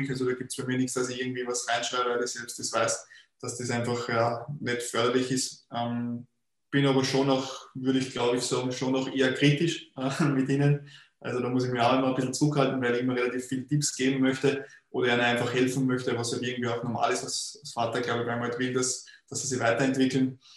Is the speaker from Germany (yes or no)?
no; Linz, Upper Austria, Austria; Ich bin ja in Linz in der Stadt aufgewachsen